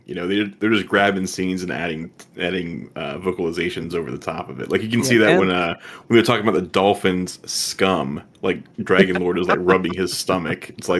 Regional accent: Nebraska, United States; So I'm from Nebraska

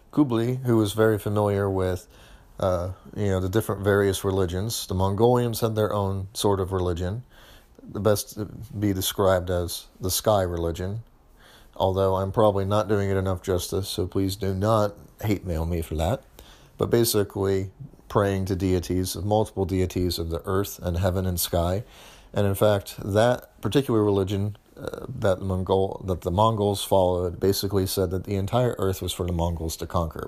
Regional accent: United States; my home country, the United States

